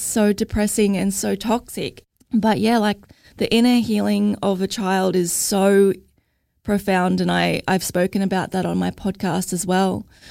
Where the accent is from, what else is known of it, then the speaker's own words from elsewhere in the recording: Logan, Queensland, Australia; I'm from Logan